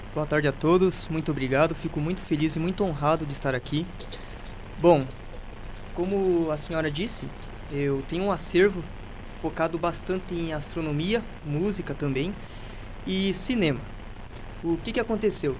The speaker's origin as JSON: {"language": "Portuguese", "town": "Carazinho", "region": "Rio Grande do Sul", "country": "Brazil", "tie": "born or raised there", "said": "nasci aqui em Carazinho"}